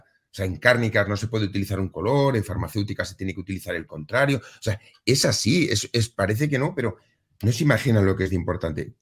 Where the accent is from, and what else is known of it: Spain